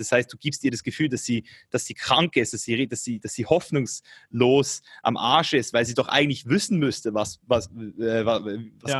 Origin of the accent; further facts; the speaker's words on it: Switzerland; ich komme aus der Schweiz hier